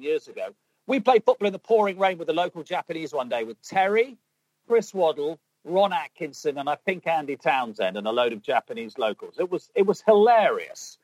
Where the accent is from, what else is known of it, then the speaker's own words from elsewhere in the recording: England, United Kingdom; I'm English